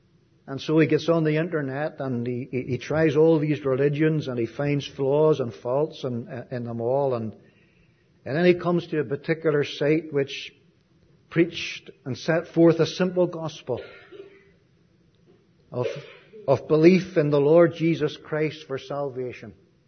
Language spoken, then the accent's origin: English; Ireland; that just because I come from Ireland, that they put me in charge of the shooting.